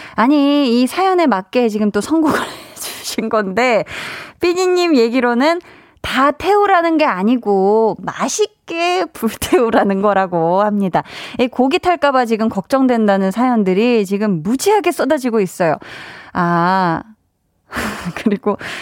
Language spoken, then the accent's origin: Korean; Seoul, South Korea; 저는 이제 서울 사람이고요. 서울 태생인데